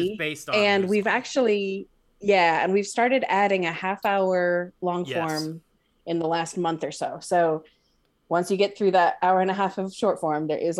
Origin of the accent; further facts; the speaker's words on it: California, United States; As a Californian, I should have enough Spanish to do a little bit of a scene in Spanish